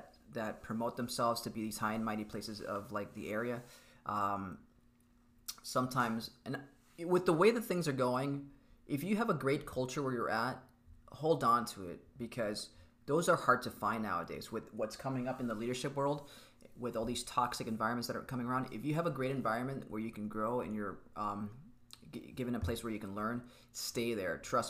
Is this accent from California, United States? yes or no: no; Miami, Florida, United States; I'm from Miami